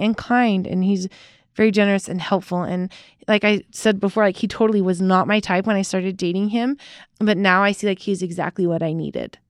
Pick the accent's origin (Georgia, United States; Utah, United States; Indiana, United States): Utah, United States; accent: white girl from Utah accent; also born or lived in San Jose, California / Payson, Utah / Provo, Utah / Aurora, Utah; when I was one, okay. we moved to Payson, Utah. Then we moved to Provo, Utah